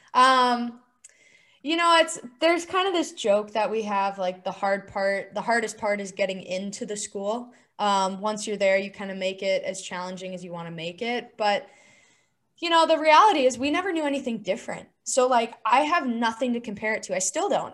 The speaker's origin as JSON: {"language": "English", "town": "Chandler", "region": "Arizona", "country": "United States", "tie": "born or raised there", "said": "I grew up in Arizona"}